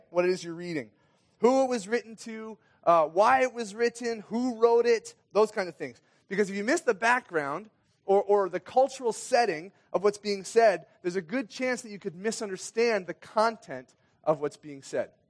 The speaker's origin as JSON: {"language": "English", "country": "Kenya", "tie": "born or raised there", "said": "Anyway, I grew up in Kenya. My parents were missionaries in Kenya and moved there when I was six years old."}